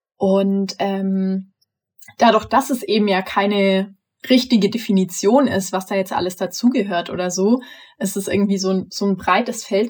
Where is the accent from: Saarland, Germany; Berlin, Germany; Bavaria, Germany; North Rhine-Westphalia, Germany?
Bavaria, Germany; near Augsburg; moved away; Eigentlich wäre ich auch gerne in Bayern geblieben. Ich komme ja aus der Nähe von Augsburg eigentlich